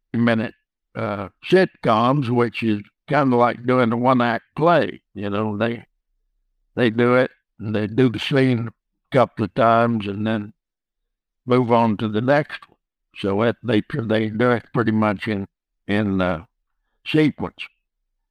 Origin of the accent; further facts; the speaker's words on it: West Texas, United States; growing up in West Texas